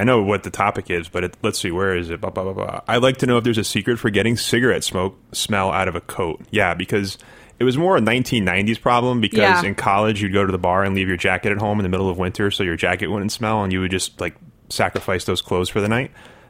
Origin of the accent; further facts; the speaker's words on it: Canada; Hey, I'm Canadian.